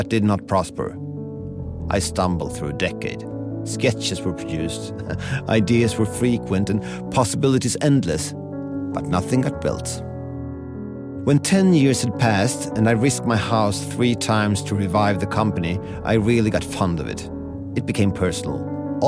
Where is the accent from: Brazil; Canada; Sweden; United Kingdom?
Sweden; Stockholm, Stockholm County; I'm speaking to you from Stockholm, Sweden, my hometown, and where I studied architecture a long time ago.